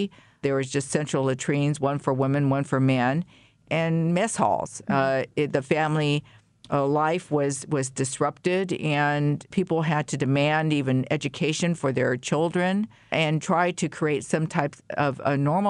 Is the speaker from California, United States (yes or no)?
yes; San Leandro, California, United States; born or raised there; also born or lived in Oakland, California